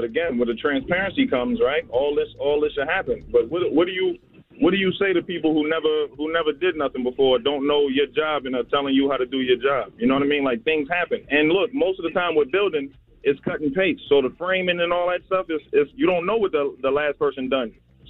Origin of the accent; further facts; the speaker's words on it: New Jersey, United States; now in Atlanta, United States; I'm from Jersey. I'm in Atlanta right now, though.